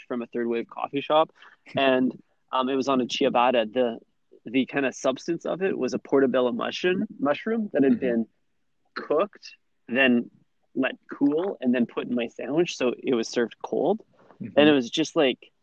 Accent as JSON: {"language": "English", "country": "Canada", "said": "as a Canadian"}